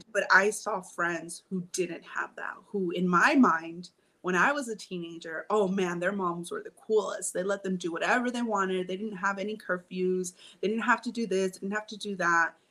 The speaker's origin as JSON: {"language": "English", "town": "Long Beach", "region": "California", "country": "United States", "tie": "born or raised there", "said": "we grew up in Long Beach"}